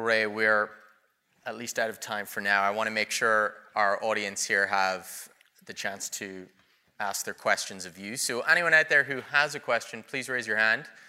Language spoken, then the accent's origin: English; Russia; now in United States; I'm from Russia